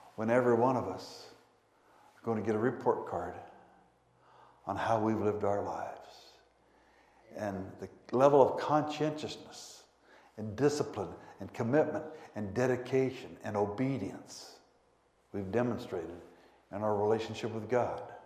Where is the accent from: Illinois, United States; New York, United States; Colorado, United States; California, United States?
Colorado, United States; Pueblo; also born or lived in Denver, Colorado; But from age 2 through 18, we lived in Pueblo, Colorado, about 110 miles south of Denver